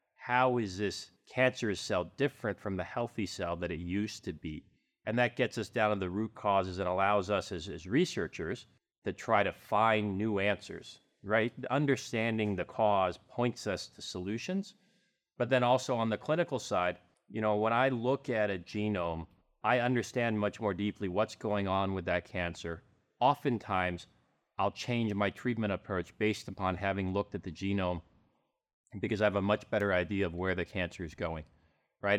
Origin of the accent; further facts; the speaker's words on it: Southern California, United States; now in Arizona, United States; I grew up in Southern California